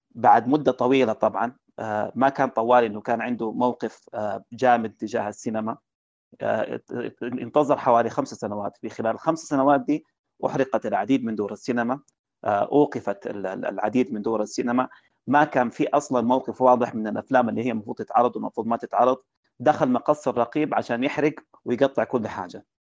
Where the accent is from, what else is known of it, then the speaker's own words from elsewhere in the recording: Sudan; عندنا في السودان